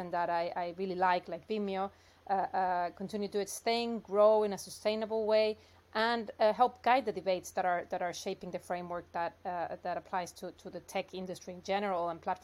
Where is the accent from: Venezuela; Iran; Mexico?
Mexico; moved away as an adult; also born or lived in New York, United States; I'm originally from Mexico, so I studied law there and worked in corporate law for a few years. Then I went to the U.S. to do a master's and stayed working in New York